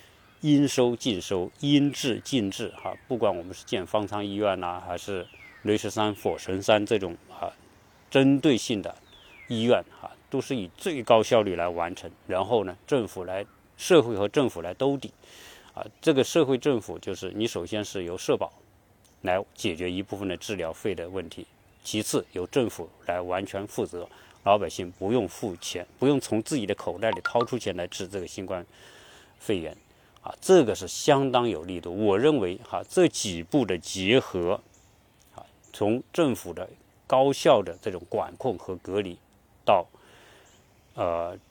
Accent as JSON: {"language": "Chinese", "country": "China", "said": "但是对于我们中国人来说，大部分人是接受中医。"}